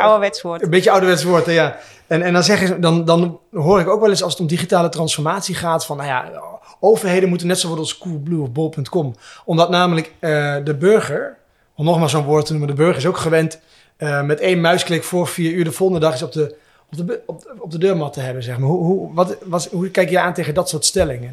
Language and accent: Dutch; Twente, Overijssel, Netherlands; ik kom zelfs uit Twente